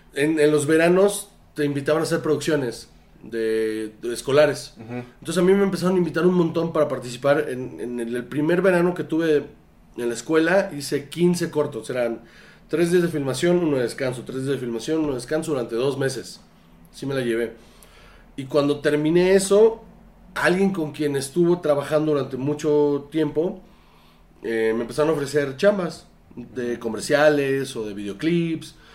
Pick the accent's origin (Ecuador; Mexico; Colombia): Mexico; Sonora; moved away; yo soy de, Sonora.